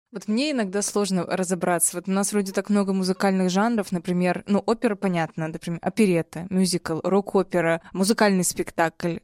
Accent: Chelyabinsk, Chelyabinsk Oblast, Russia; я из Челябинска

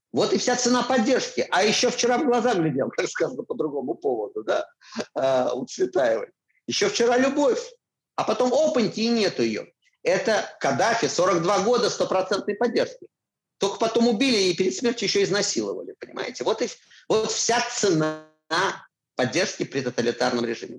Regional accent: Moscow, Russia; moved away as an adult; я москвич, вот есть мои чистые пруды

